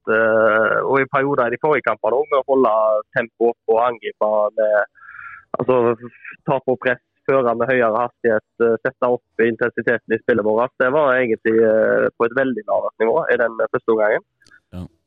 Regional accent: Etne, Vestland, Norway; jeg er jo ikke fra Åkra, da, men uh, Etne

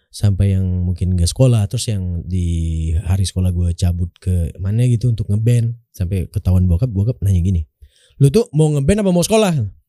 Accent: Pekanbaru, Riau, Indonesia; also born or lived in Bengkalis; gue dari gue dari Pekanbaru dari kecil emang di Pekanbaru gue di Pekanbaru lahir di sebuah kabupaten di, uh, di Kabupaten Riau itu

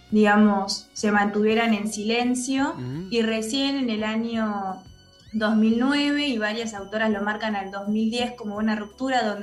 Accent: Argentina; creo que la causa de Malvinas es algo que como argentinos y argentinas, más allá de opiniones y diferencias que tengamos

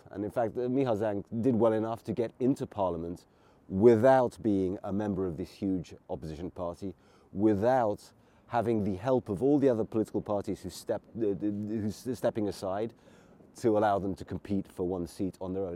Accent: England, United Kingdom; now in Hungary; I grew up in England

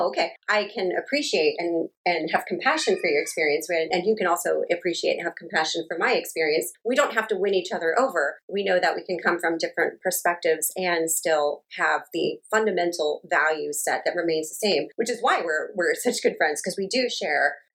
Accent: United States; moved away as an adult; now in Japan; as an American

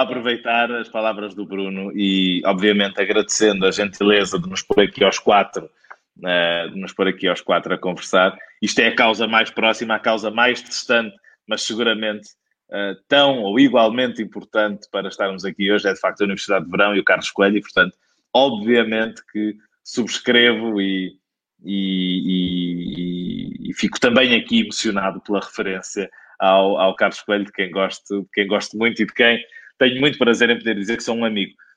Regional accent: Penafiel, Norte, Portugal; moved away; minha terra de sempre, que é Penafiel

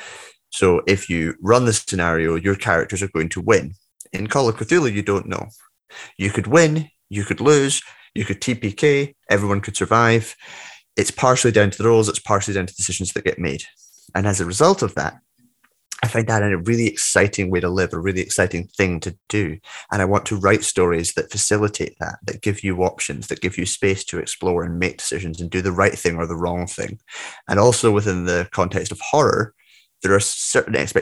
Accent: Scotland, United Kingdom; also born or lived in Glen Tay; I'm Scottish, I live in Edinburgh

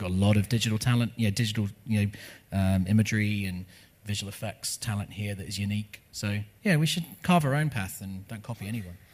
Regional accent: United Kingdom; also born or lived in Los Angeles, United States; now in New Zealand; I, am not an American, I'm a British person. I lived in Los Angeles for 10 years.

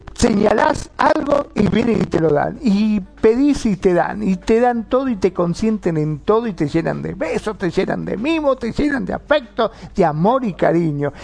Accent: Argentina

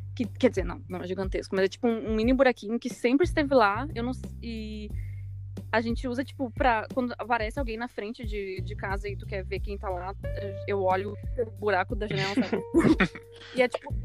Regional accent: Gravataí, Rio Grande do Sul, Brazil; also born or lived in Porto Alegre; Nunca morei em nenhum outro lugar, na mesma casa e tal, desde sempre

